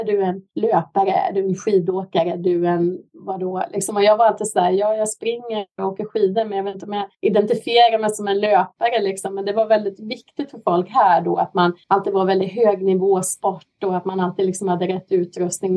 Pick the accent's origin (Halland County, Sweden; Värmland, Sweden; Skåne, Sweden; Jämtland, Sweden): Värmland, Sweden; Hagfors; moved away as an adult; now in Vancouver, Canada; jag är ju värmlänning, född och uppvuxen i Hagfors i Nordvärmland